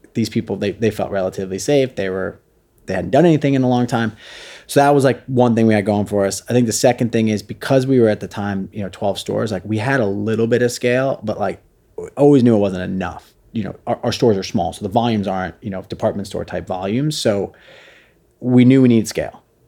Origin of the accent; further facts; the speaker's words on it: Jersey Shore, New Jersey, United States; also born or lived in Brooklyn, New York; we lived down in my hometown on the Jersey Shore